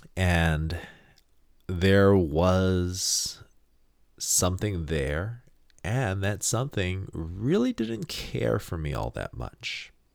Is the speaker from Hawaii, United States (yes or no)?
yes; Hawaii, United States; I am from Hawaii